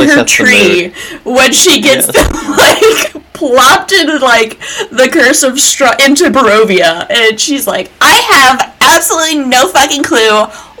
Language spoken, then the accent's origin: English; Georgia, United States; when people hear that I'm from Georgia, they expect me to sound like this.